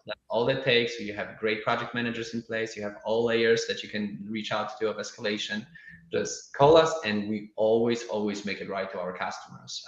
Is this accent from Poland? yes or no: yes; Poland; now in Austin, United States; I'm originally from Poland